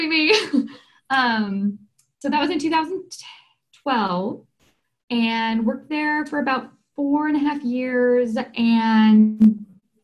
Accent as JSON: {"language": "English", "region": "Southern California", "country": "United States", "tie": "born or raised there", "said": "I grew up in this area. So I'm from Southern California."}